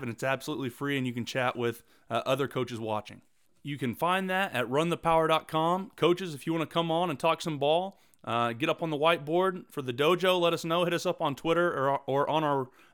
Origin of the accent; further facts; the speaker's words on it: Oklahoma, United States; I'm from Oklahoma